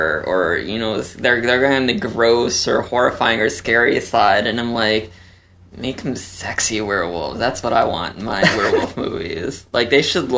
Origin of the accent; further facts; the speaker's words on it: Chicago, Illinois, United States; I grew up in Chicago